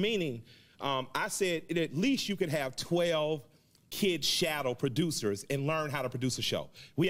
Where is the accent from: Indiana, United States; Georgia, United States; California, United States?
Georgia, United States; Atlanta; I was raised in Atlanta.